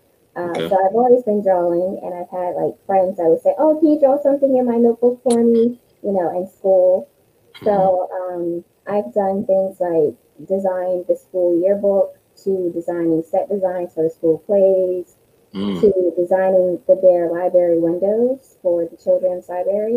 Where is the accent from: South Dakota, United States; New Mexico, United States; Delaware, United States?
Delaware, United States; Wilmington; I'm from Delaware, born and raised in Wilmington.